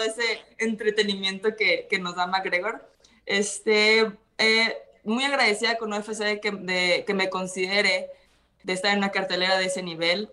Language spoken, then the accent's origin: Spanish; Mazatlán, Sinaloa, Mexico; born or raised there; moved away as an adult; also born or lived in Culiacán, Sinaloa; now in Guadalajara, Mexico